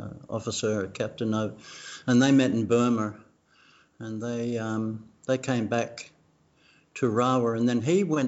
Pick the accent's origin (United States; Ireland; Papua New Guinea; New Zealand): Papua New Guinea; Bougainville; first language Tok Pisin; English is a second language; moved away; I was born on Bougainville